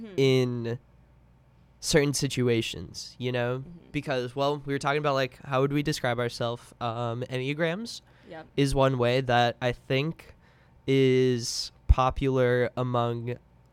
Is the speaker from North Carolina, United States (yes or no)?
yes; Charlotte, North Carolina, United States; also born or lived in Chapel Hill, North Carolina; I'm from Charlotte, North Carolina, born and raised since 2000